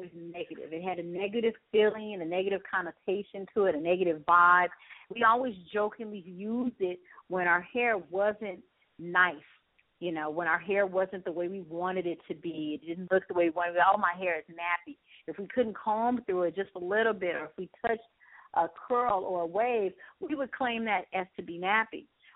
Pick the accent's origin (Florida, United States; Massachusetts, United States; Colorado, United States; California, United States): California, United States; Los Angeles; I'm from Los Angeles, California, born and raised